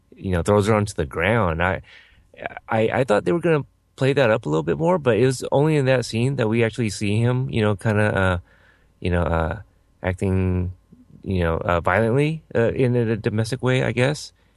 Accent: Texas, United States; I was born in Texas

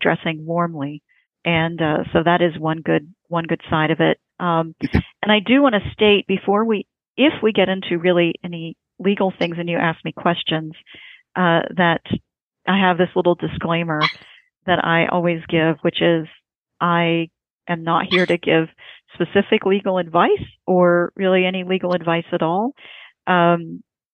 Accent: Indiana, United States; I was born in Indiana

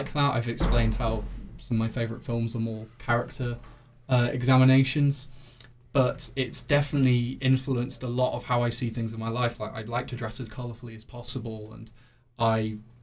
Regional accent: Coventry, West Midlands, United Kingdom; Coventry's new sewer system, so that's my hometown's claim to fame

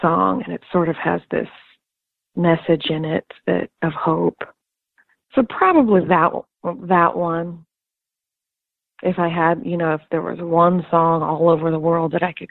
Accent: Kansas City, Missouri, United States; moved away as an adult; also born or lived in Los Angeles; I am from Kansas City, Missouri, is where I'm born and raised

